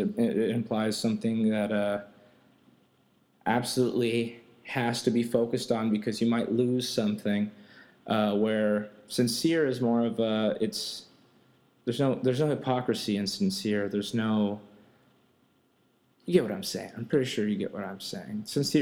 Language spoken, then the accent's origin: English; Brazil; English is a second language; also born or lived in Texas / California; now in United States; because I'm from Brazil, lived in Texas for 11 years, and then I moved out to California in 2008, so I'm from all over.